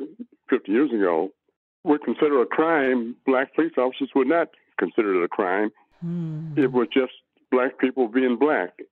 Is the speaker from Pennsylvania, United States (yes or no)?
no; Los Angeles, California, United States; also born or lived in Little Rock, Arkansas; I grew up in San Pedro, a totally integrated neighborhood